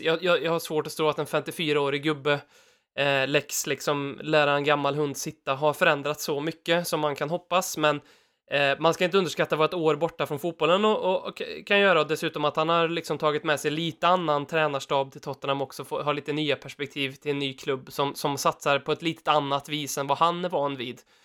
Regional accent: Värmland, Sweden; vi är ju värmlänningar båda två

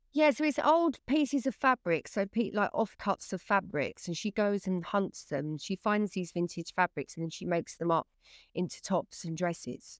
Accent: England, United Kingdom; I'm English

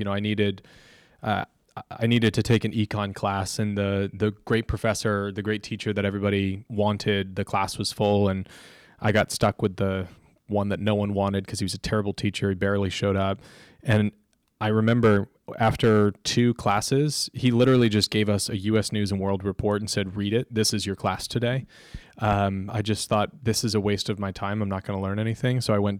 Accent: Florida, United States; I loved growing up in Florida, you just go to the beach and play a game of pickup beach volleyball.

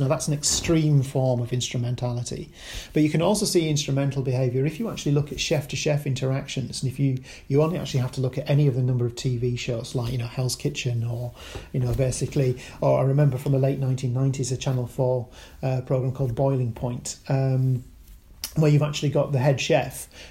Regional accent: Kendal, North West England, United Kingdom; moved away; I'm originally from Kendal

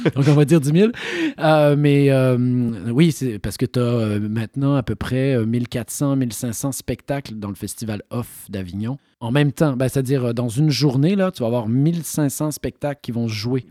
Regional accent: Quebec, Canada; accent: Québécois; moved away; also born or lived in France; je suis québécois

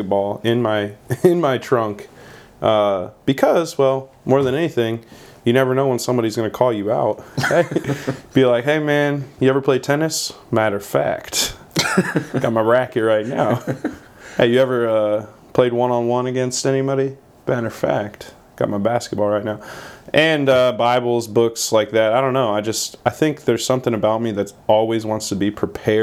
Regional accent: Wooster, Ohio, United States; moved away as an adult; also born or lived in Lynchburg, Virginia / Blacksburg, Virginia; Born and raised in Worcester, Ohio

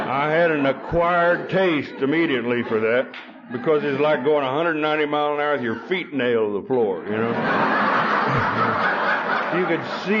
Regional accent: Beaver, Oklahoma, United States; also born or lived in Perryton, Texas; Beaver, Oklahoma, which is where I come from, grew up in. I wasn't born in Oklahoma

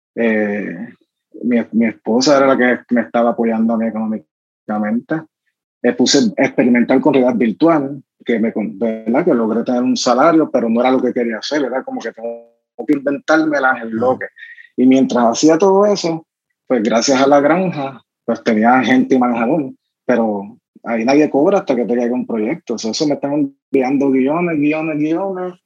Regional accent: Caguas, Puerto Rico; era ese chamaquito corriendo en Bairoa, sí, esos son mis amigos eh, de Santurce

